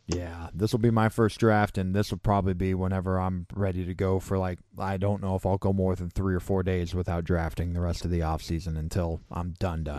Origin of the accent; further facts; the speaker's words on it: Missouri, United States; I grew up here in Missouri